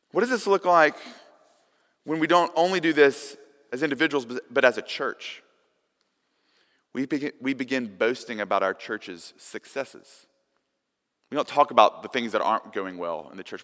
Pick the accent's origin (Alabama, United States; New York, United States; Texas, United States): Alabama, United States; Tuscumbia; when I was a kid growing up in Tuscumbia, Alabama